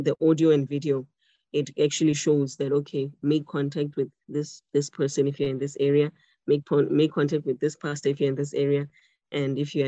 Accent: Botswana; now in Cape Town, South Africa; I am Tswana, I'm from Botswana and I speak Setswana, an official language here

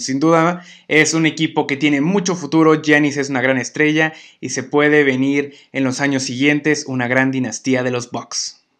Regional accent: Mexico; los mexicanos

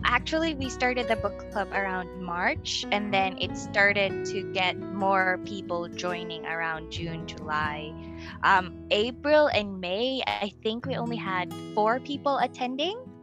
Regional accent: Philippines; moved away as an adult; now in China; I'm from the Philippines. I am currently in China

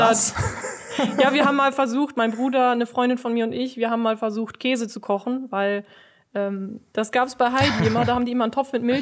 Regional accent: Kallenhardt, North Rhine-Westphalia, Germany; Ähm, also ich komme ja eigentlich ursprünglich aus Kallenhardt. Mit sechs Jahren bin ich hierher gezogen, habe lange hier gewohnt.

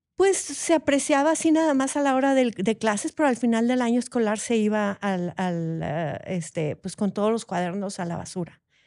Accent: Monterrey, Nuevo León, Mexico; soy de aquí de Monterrey, de este calor

